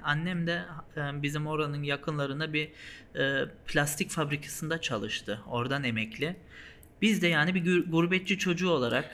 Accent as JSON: {"language": "Turkish", "country": "Germany", "tie": "born or raised there", "also_born_or_lived": "Hanover, Germany", "said": "Almanya'da orada doğduk büyüdük"}